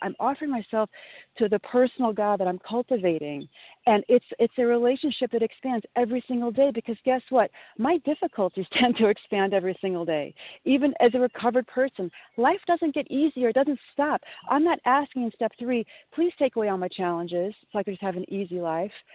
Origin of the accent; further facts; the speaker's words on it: Southern Illinois, United States; now in New York, United States; I grew up in Southern Illinois